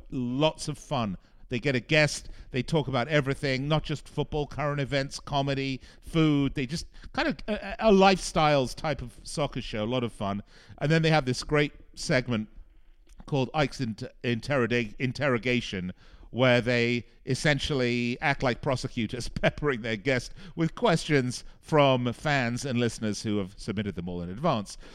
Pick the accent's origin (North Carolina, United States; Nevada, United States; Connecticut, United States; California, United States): Nevada, United States; Las Vegas; here in my hometown in Las Vegas